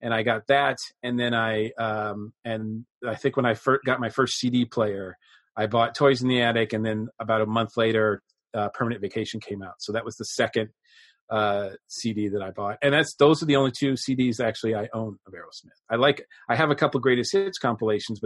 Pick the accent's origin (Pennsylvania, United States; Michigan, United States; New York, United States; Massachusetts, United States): Massachusetts, United States; growing up in Massachusetts